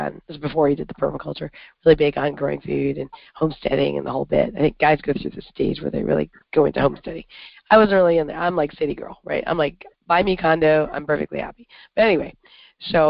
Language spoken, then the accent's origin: English; Canada; also born or lived in upstate New York; now in New York, United States; I'm from Canada, and all of Canada is north of here.